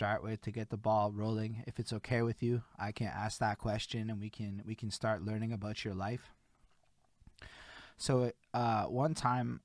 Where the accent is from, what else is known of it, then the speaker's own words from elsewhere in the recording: Montreal, Quebec, Canada; I'm born and raised in Montreal, Quebec